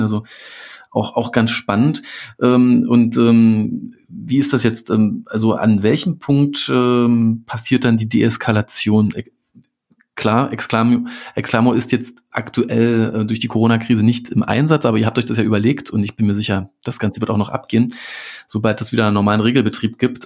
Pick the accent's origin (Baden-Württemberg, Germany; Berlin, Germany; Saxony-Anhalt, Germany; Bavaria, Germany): Berlin, Germany; als Berliner